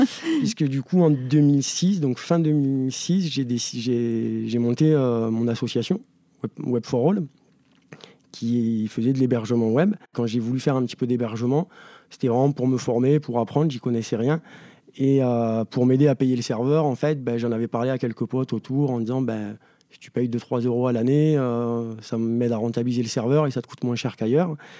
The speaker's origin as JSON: {"language": "French", "area": "Ariège", "region": "Occitania", "country": "France", "tie": "born or raised there", "moved": "as an adult", "lives_now": "Paris, France", "said": "moi où j'ai grandi, c'est une petite exception. Euh, on va faire une petite parenthèse, mais le département de l'Ariège"}